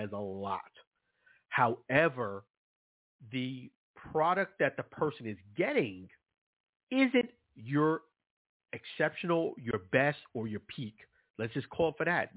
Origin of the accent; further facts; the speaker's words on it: New York City, New York, United States; I'm from Brooklyn, New York.